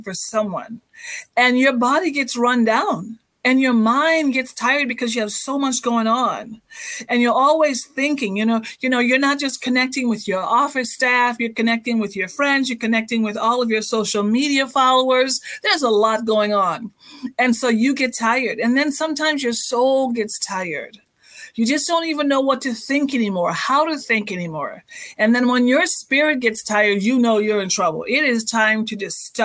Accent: Bahamas; moved away; I'm actually born and raised in the Bahamas

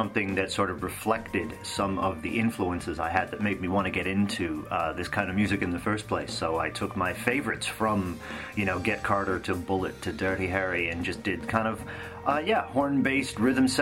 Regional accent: Canada; moved away as an adult; also born or lived in Los Angeles, United States; now in United Kingdom; I'm initially from Canada, and after a decade of living and working in Los Angeles, I now reside in the UK.

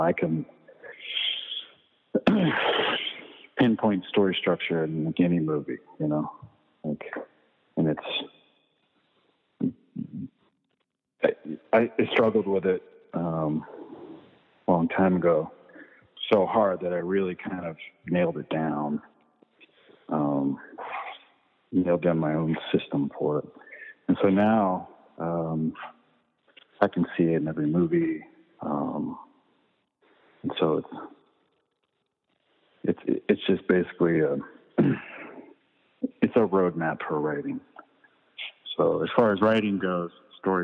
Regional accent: Virginia, United States; also born or lived in Richmond, Virginia; in the little neighborhood where I grew up in Virginia

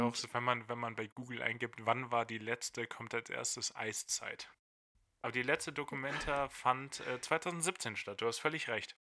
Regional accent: Lower Saxony, Germany; Ich bin Niedersachse

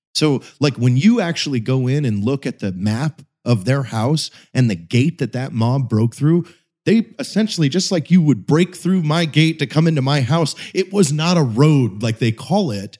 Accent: Pacific Northwest, United States; grew up in the Pacific Northwest

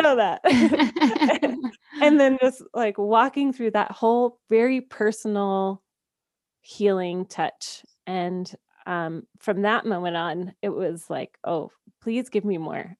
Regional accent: Georgia, United States; moved away as an adult; now in Colorado, United States; I am a Southern girl at heart. I grew up in Georgia

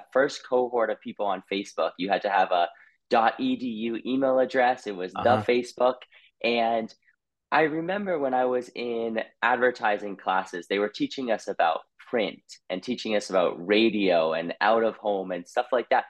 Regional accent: Boston, Massachusetts, United States; moved away as an adult; also born or lived in Colorado; I was born in Boston, Massachusetts

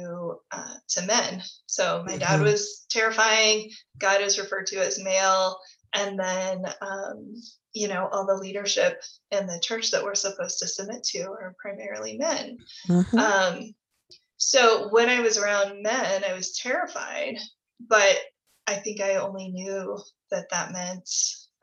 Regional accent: Midwest, United States; I grew up in the Midwest in the 90s in purity culture.

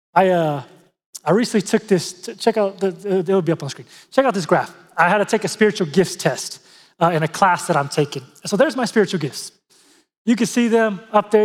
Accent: San Diego, California, United States; I grew up in San Diego, California

